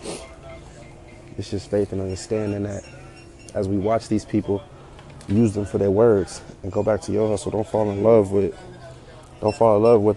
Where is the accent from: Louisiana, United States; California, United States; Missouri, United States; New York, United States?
California, United States; San Francisco; also born or lived in Fairfield, California / Vallejo, California; born and raised in San Francisco, California, from the Bay Area